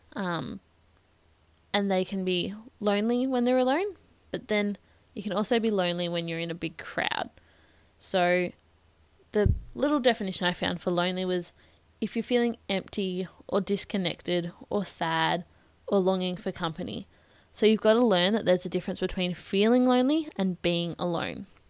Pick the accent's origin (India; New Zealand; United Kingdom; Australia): Australia; Bendigo, Victoria; I'm from Bendigo in Victoria, so opposite side of the country.